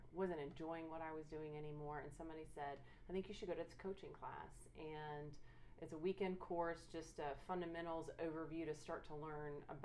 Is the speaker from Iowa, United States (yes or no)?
no; Marietta, Georgia, United States; moved away as an adult; now in Dallas, United States; I'm originally from Atlanta, Georgia area, Marietta, Georgia to be specific